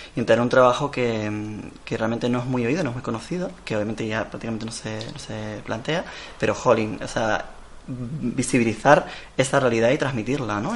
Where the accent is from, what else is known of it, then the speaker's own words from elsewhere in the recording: León, Castile and León, Spain; now in Tenerife, Spain; vengo yo de León, de la zona de León